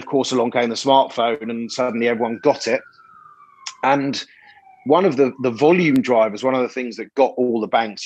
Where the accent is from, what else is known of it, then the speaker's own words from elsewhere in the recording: England, United Kingdom; moved away as an adult; also born or lived in Australia; As an Englishman